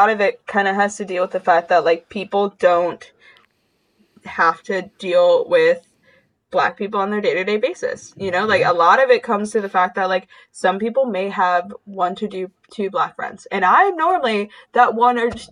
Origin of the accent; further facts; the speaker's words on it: Saginaw, Michigan, United States; born there; I was born in Saginaw and would go back and visit every now and then and like our almost every corner store had bulletproof glass.